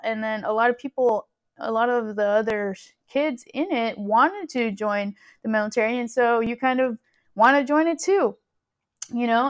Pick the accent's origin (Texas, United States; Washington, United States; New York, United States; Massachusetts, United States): Texas, United States; Houston; also born or lived in California / College Station, Texas; I am originally from California. Um, my parents are Salvadorian, so that is, uh, my ethnicity. I'm first gen American, Salvadorian, and when I was around ten years old, we moved to Texas. And, uh, we moved to Houston, which is kind of where I've been living ever since.